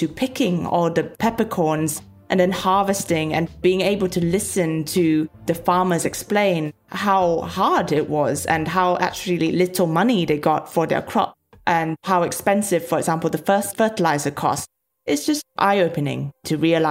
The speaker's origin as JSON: {"language": "English", "town": "Petaling Jaya", "region": "Selangor", "country": "Malaysia", "tie": "born or raised there", "moved": "yes", "lives_now": "London, United Kingdom", "said": "I grew up in Petaling Jaya, a suburb of Kuala Lumpur, a massive cosmopolitan metropolis"}